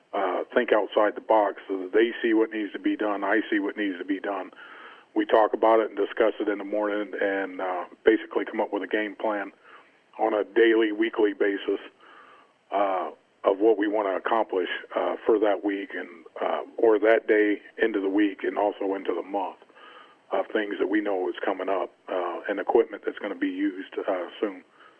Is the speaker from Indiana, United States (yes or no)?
no; North Carolina, United States; I'm originally from North Carolina.